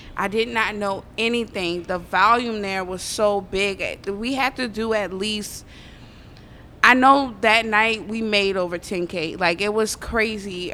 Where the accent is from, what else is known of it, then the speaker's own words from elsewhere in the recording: New Orleans, Louisiana, United States; I'm from the West Bank, the West Bank